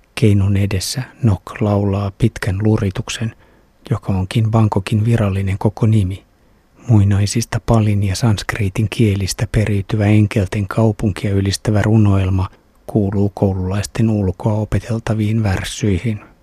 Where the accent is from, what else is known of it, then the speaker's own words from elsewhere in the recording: Finland; olen Suomesta